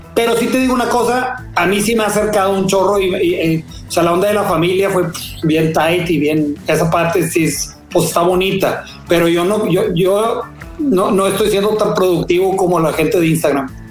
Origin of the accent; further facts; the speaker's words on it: Monterrey, Nuevo León, Mexico; sí habemos regios chidos